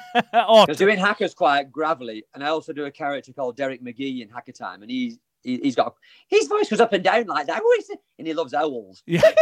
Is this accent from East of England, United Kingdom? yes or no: no; Wigan, North West England, United Kingdom; He's from Scotland, I'm from Wigan, so we never met.